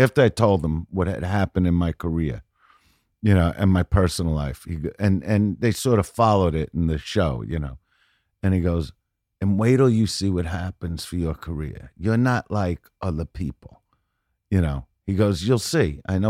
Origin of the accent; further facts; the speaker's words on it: Brooklyn, New York, United States; And I'm from Brooklyn. I raise my boys.